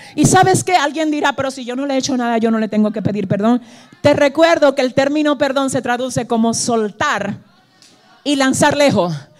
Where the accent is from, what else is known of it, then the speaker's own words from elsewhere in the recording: Cibao, Dominican Republic; yo soy cibaeña